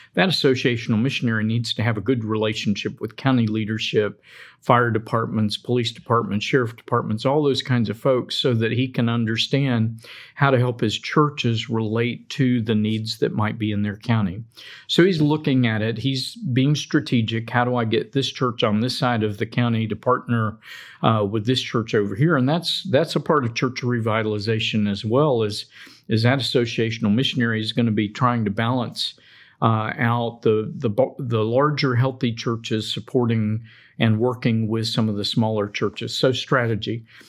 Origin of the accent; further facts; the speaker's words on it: Daytona Beach, Florida, United States; moved away; I grew up in Daytona Beach